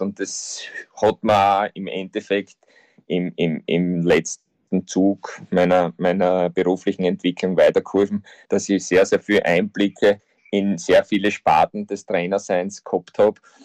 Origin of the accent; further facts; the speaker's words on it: Austria; bei uns in Österreich